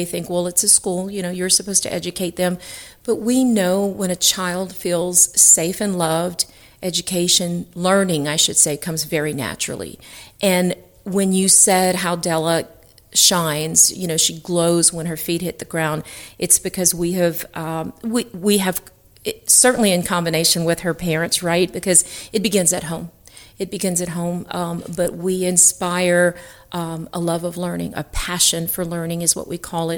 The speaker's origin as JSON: {"language": "English", "region": "South Louisiana", "country": "United States", "tie": "born or raised there", "said": "people who were born and raised in South Louisiana"}